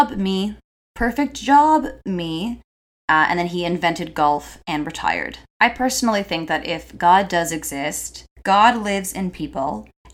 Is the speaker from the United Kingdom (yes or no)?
no; Toronto, Ontario, Canada; I'm third generation Torontonian, and I have so many roots here.